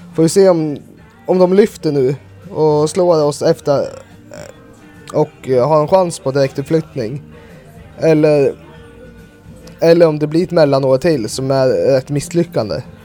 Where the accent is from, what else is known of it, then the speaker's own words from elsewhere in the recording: Gävle, Gävleborg County, Sweden; moved away; Jag var hemma i Gävle